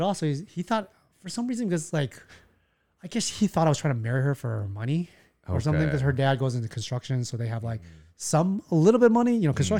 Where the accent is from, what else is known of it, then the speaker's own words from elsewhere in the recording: Taiwan; Most people say when I'm from Taiwan, they're like, oh, we like Thai food.